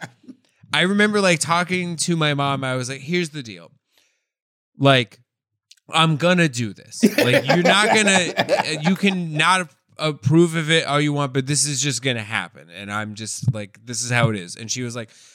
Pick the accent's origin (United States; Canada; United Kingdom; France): United States; Denver, Colorado; I grew up in Denver, Colorado